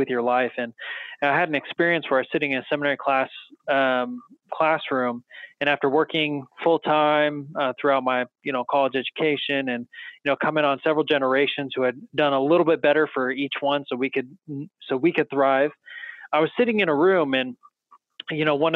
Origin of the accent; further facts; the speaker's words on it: Salinas, California, United States; I grew up in Salinas, California